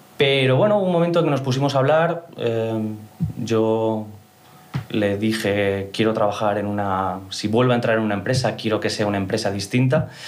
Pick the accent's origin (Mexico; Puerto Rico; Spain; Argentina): Spain; Mallorca, Balearic Islands; soy mallorquín orgulloso, uno de los pocos mallorquines de la industria